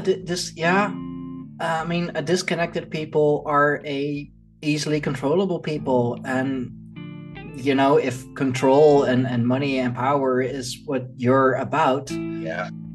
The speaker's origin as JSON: {"language": "English", "town": "Leiden", "region": "South Holland", "country": "Netherlands", "tie": "born or raised there", "said": "here in uh, in Leiden, in my hometown"}